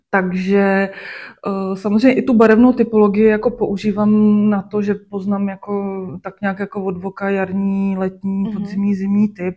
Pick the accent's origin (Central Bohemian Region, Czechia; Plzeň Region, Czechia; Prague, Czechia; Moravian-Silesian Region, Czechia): Plzeň Region, Czechia; Klatovy; moved away as an adult; also born or lived in Sušice; now in Plzeň, Czech Republic; narodila jsem se v Sušici. Aha. A do Klato jsme se přestěhovali, když mě bylo 12.